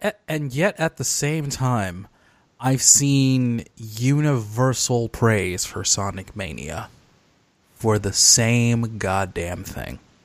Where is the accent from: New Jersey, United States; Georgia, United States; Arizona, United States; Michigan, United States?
Michigan, United States; Detroit; my hometown of Detroit